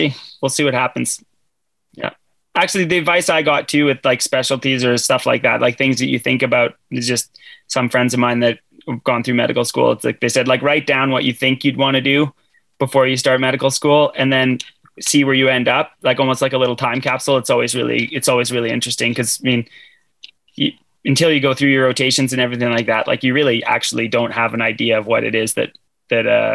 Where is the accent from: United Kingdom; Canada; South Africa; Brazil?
Canada; moved away as an adult; now in Norway; I'm Canadian